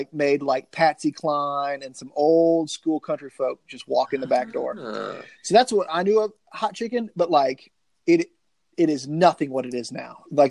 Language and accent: English; the South, United States; I get that from growing up in the South, man.